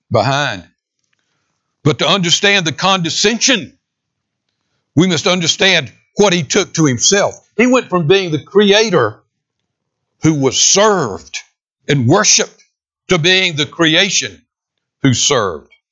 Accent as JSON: {"language": "English", "town": "San Diego", "region": "California", "country": "United States", "tie": "born there", "said": "I was born in San Diego, California in 1944."}